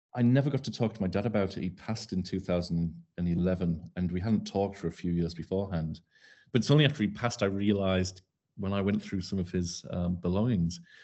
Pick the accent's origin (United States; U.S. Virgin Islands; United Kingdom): United Kingdom; Darlington, North East England; moved away as an adult; also born or lived in Leeds / Dubai; I, I come from Darlington. I'm a North East lad. I come from Horton. Um, I spent the first twenty years of, uh, life there